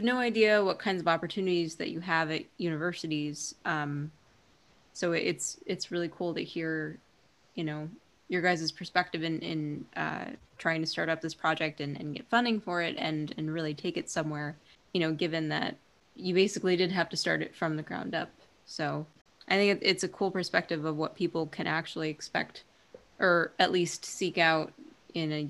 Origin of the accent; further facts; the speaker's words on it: Hawaii, United States; born there; I was born in Hawaii.